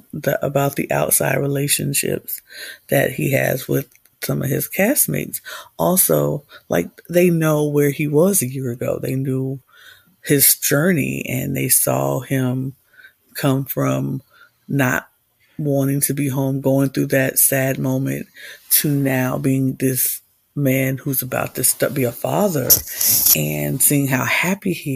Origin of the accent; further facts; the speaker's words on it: Midwest, United States; as a Midwesterner